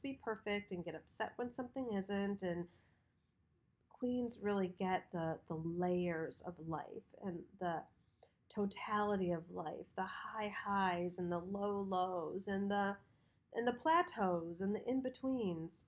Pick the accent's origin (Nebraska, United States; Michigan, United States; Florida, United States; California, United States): Michigan, United States; when we grew up in Michigan